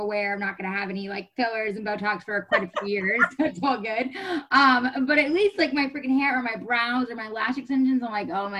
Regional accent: New York, United States; moved away as an adult; now in California, United States; I'm originally from New York. I've lived in California now for a decade.

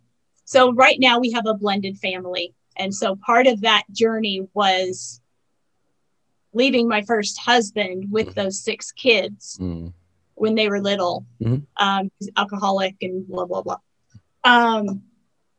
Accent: Colorado, United States; also born or lived in Grand Junction, Colorado; I am a Colorado native, which there aren't a whole lot of us. But I was born in Colorado and I still live in Colorado.

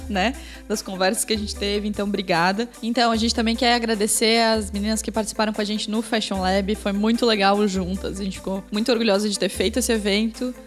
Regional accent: Blumenau, Santa Catarina, Brazil; Agora a gente é de Blumenau, aqui em Santa Catarina

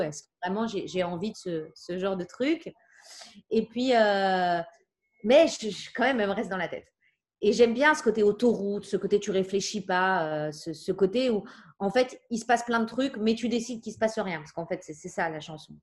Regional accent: Paris, Île-de-France, France; j'ai grandi à Paris, dans, dans le 11e

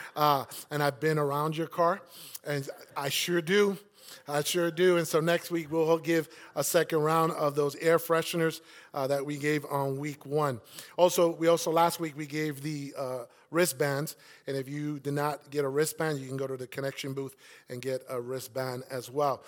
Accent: New York City, New York, United States; And that's where I grew up.

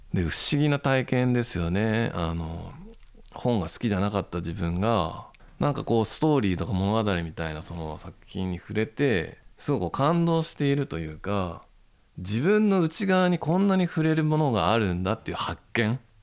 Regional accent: Tokyo, Japan; also born or lived in Okinawa; 僕の地元十条に昔古本屋が7軒かあって

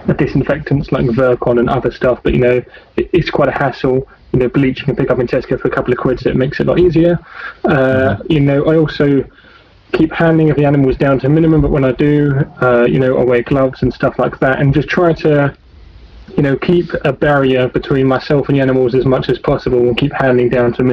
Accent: Essex, East of England, United Kingdom; moved away; also born or lived in Kent / Norfolk; I'm from Essex.

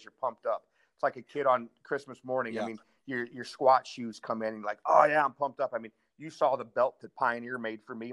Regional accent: St. Louis, Missouri, United States; I'm from St. Louis here

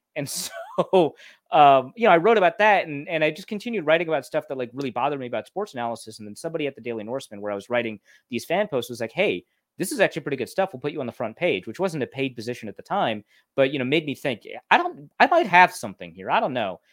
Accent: Grand Forks, North Dakota, United States; moved away; also born or lived in Minnesota; I grew up in Grand Forks, North Dakota before I moved to Minnesota

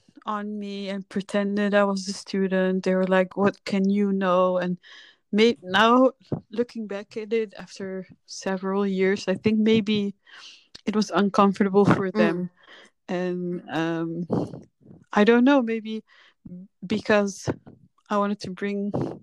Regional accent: Netherlands; moved away as an adult; also born or lived in Paris, France / Kurdistan / Los Angeles, United States / Egypt; I grew up in the Netherlands from 2 on.

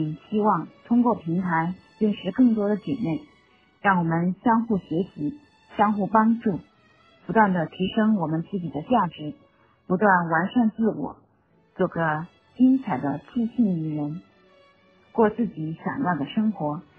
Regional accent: Wuhan, Hubei, China; ，一个善良、简单的八零后全职妈妈。

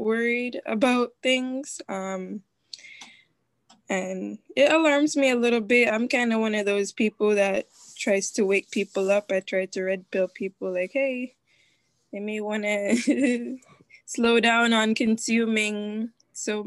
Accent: Jamaica; moved away; growing up in Jamaica, you have to prepare hurricane season

